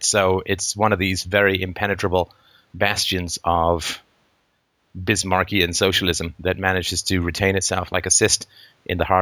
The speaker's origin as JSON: {"language": "English", "region": "England", "country": "United Kingdom", "tie": "born or raised there", "moved": "yes", "said": "I grew up in England"}